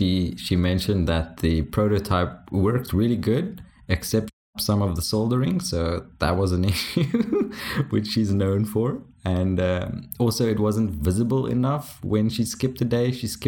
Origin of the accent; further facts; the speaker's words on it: South Africa; first language Afrikaans; English is a second language; speaking English, which is surprising for Afrikaans guys with terrible English accents. I did realize my accent goes all over the place, but I take no responsibility for that.